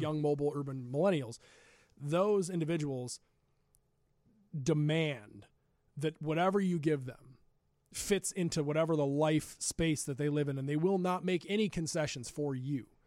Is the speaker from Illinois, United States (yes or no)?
yes; Glen Ellyn, Illinois, United States; We grew up together in Glen Ellen